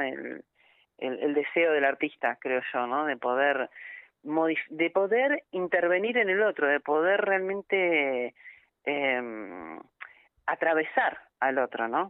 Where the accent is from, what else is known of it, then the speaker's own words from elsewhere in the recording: Argentina; Yo nací allí, en Argentina